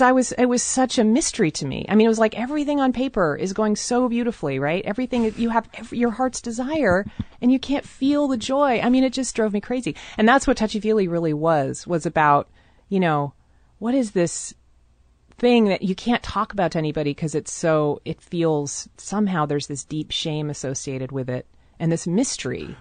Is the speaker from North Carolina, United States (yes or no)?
no; Seattle, Washington, United States; I grew up in a very white part of town always. I moved around very, I mean, most of Seattle is very, very white.